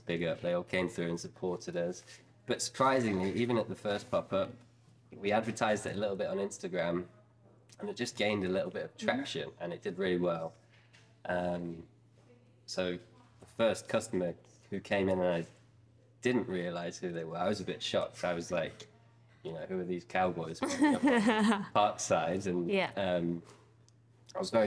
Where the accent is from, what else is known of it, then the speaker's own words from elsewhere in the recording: Nottingham, East Midlands, United Kingdom; we didn't grow up in Thailand, we grew up in Nottingham